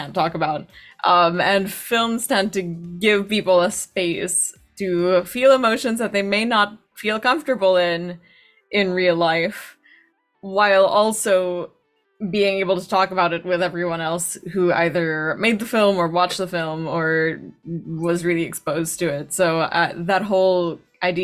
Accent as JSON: {"language": "English", "region": "Metro Manila", "country": "Philippines", "tie": "born or raised there", "moved": "as an adult", "lives_now": "New York, United States", "said": "from the Philippines originally. That's where I was born. That's where I grew up."}